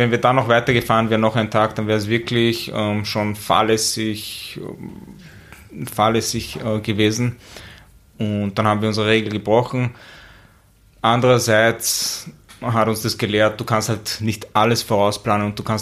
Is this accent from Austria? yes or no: yes; Asten, Upper Austria, Austria; Also ich bin aus Asten.